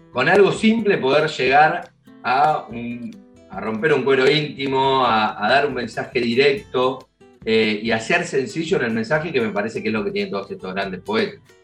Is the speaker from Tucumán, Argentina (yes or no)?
no; Buenos Aires, Argentina; a mí como porteño